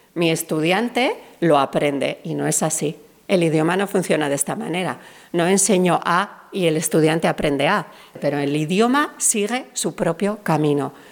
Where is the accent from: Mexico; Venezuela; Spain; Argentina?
Spain; hablamos inglés con acento español